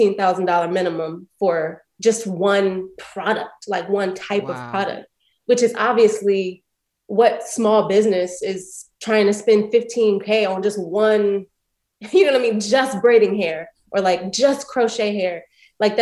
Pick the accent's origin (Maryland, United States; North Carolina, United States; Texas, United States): Maryland, United States; Prince George's County; moved away; also born or lived in Brooklyn; I grew up in Prince George's County, Maryland